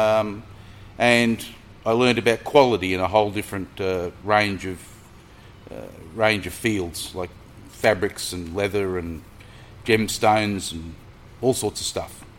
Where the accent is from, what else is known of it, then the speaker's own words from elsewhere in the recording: Brisbane, Queensland, Australia; born and bred in Brisbane, south